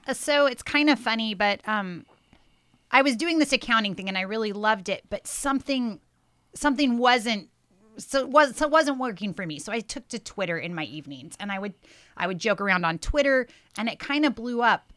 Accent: Salem, Oregon, United States; moved away as an adult; now in Astoria, United States; I'm from Salem, Oregon, and I've lived in Astoria

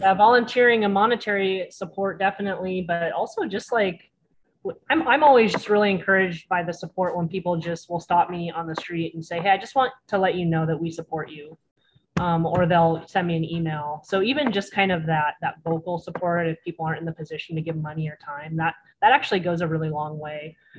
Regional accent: Cannon Beach, Oregon, United States; also born or lived in Arizona; I was raised in Clatsop County. I actually grew up in Cannon Beach.

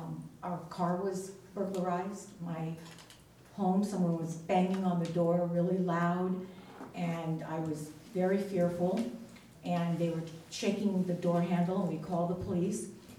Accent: New York, United States; also born or lived in California; now in Astoria, United States; I moved here 6 years ago. I'm originally from New York, and I lived in California.

